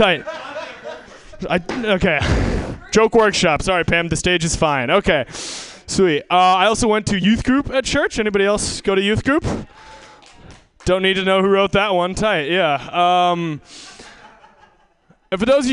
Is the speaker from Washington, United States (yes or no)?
yes; Seattle, Washington, United States; moved away; I'm from Seattle originally